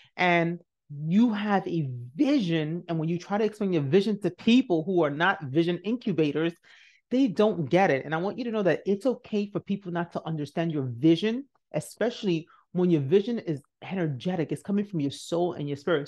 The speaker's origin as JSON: {"language": "English", "country": "Nigeria", "said": "I'm Nigerian. So one thing we do know is hard work"}